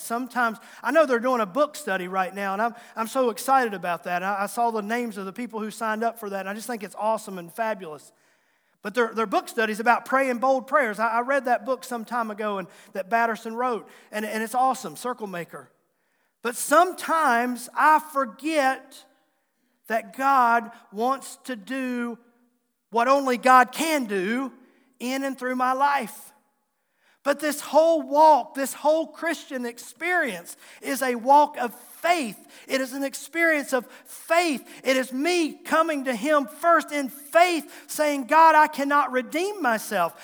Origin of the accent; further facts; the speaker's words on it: Tazewell County, Southwest Virginia, United States; accent: Southwest Virginia; I was from Southwest Virginia, Tazewell County, And you might hear that accent come out in my speaking and talking even to this day